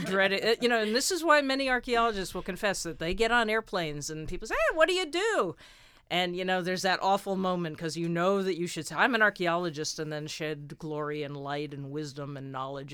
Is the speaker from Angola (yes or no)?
no; United States; moved away as an adult; also born or lived in England; being an American, uh, over in England